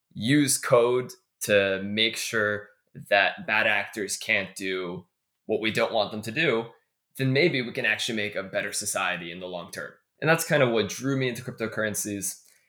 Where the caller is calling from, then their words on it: Toronto, Ontario, Canada; I actually just came back from New York last week, where I was at the D-Lab offices, and I am dialing in from Toronto, Canada right now.